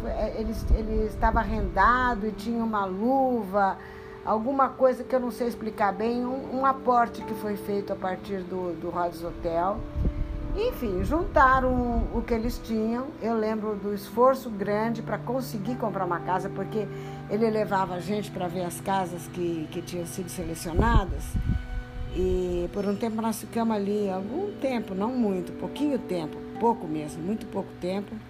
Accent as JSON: {"language": "Portuguese", "town": "Lins", "region": "São Paulo", "country": "Brazil", "lives_now": "São Paulo, Brazil", "said": "Pois bem, na época que nós viemos de Lins para morar, era tão longe esse lugar que hoje se chama Brooklyn e Campo Belo"}